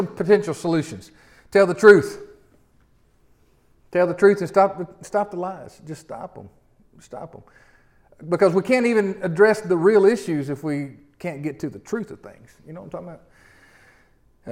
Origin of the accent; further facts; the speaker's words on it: Memphis, Tennessee, United States; I'm from Memphis.